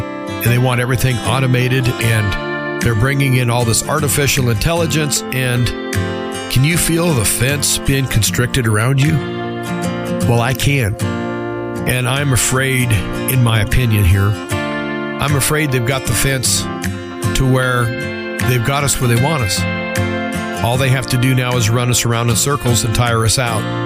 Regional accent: United States; as American citizens, we've always been pretty hard to corral

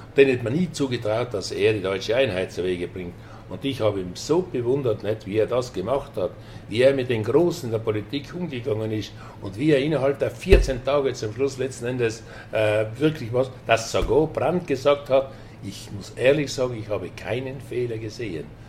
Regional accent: South Tyrol, Trentino-Alto Adige, Italy; in erster Linie bin ich äh, Südtiroler, Tiroler

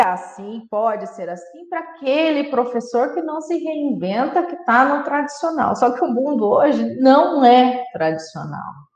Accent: Marília, São Paulo, Brazil; aqui na minha cidade, eu sou de Marília, São Paulo

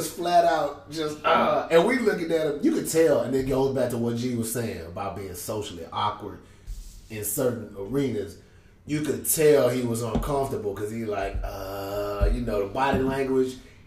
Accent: Houston, Texas, United States; I'm from Houston

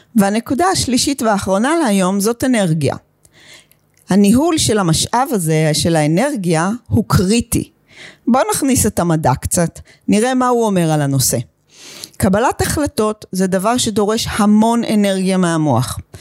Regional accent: Israel; moved away; also born or lived in United States; תושבת חדשה ישנה בישראל, אחרי 21 שנים בארצות הברית

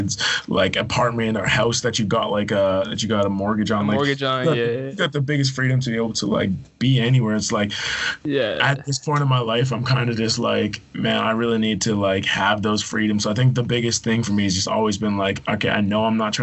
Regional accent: Victoria, British Columbia, Canada; moved away as an adult; also born or lived in Edmonton / Calgary; I was born in Edmonton, grew up in Victoria, so Vancouver Island, went to university in Calgary

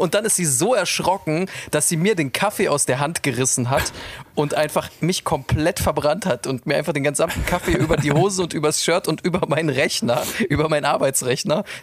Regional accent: Munich, Bavaria, Germany; Ja, ich bin aus München.

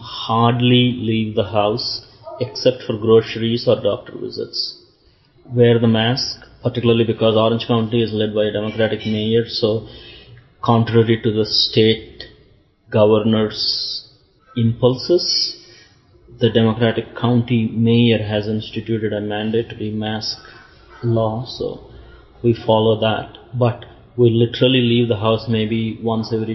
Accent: India; moved away as an adult; also born or lived in East Lansing, Michigan / Tampa, Florida / California / Portland; now in Orlando, United States; to the US from India in 1990.

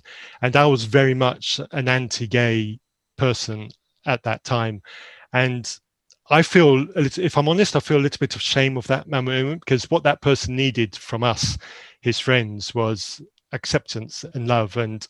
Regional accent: Zambia; So very briefly about myself, I grew up in Zambia in a missionary environment in Zambia. I went to boarding school from a very young age to a remote school in Zambia

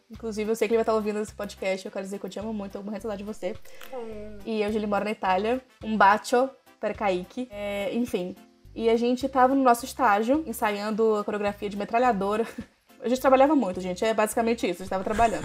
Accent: Belém, Pará, Brazil; moved away; Sou de Belém do Pará, do, da famosa terra do …

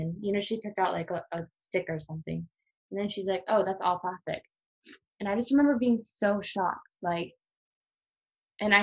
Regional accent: La Crosse, Wisconsin, United States; moved away as an adult; now in Hawaii, United States; I am from Wisconsin, La Crosse

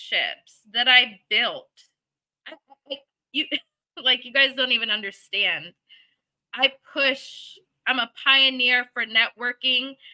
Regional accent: Michigan, United States; now in Arlington, United States; I'm from Michigan, you know, backwoods, hillbilly type stuff

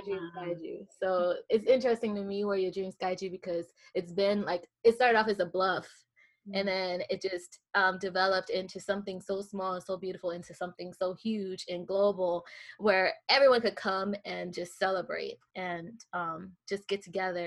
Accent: the South, United States; now in Manhattan, United States; I am from the South

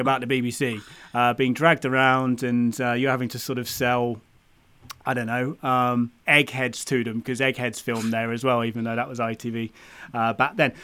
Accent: United Kingdom; being a Brit grown, growing up in the U K

